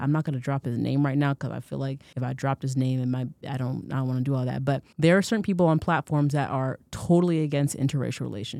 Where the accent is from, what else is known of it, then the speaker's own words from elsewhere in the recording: Florida, United States; as a dark-skinned African-American child growing up in Florida in the 90s